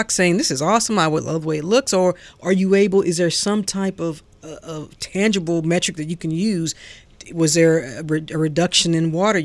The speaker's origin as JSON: {"language": "English", "town": "St. Louis", "region": "Missouri", "country": "United States", "moved": "yes", "lives_now": "Atlanta, United States", "said": "I'm from St. Louis"}